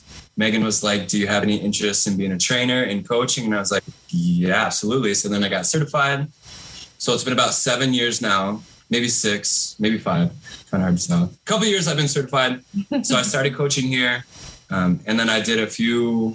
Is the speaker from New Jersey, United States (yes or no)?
no; Arizona, United States; I'm from Arizona